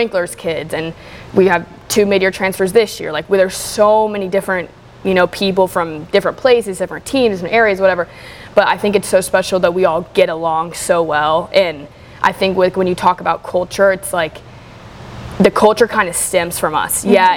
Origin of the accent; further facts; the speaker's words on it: Charlotte, North Carolina, United States; now in Greenville, United States; growing up in Charlotte